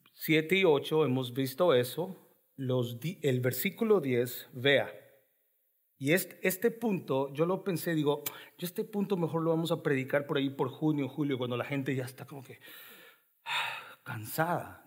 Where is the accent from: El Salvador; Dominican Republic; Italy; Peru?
El Salvador; now in Raleigh, United States; yo soy salvadoreño